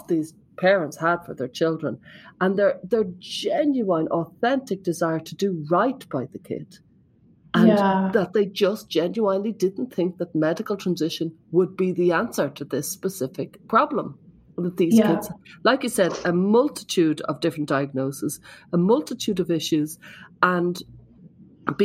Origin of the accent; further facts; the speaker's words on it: Ireland; I'm there from Ireland